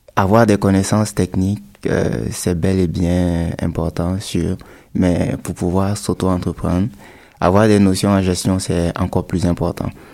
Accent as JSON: {"language": "French", "country": "Burkina Faso", "said": "chez nous au Burkina"}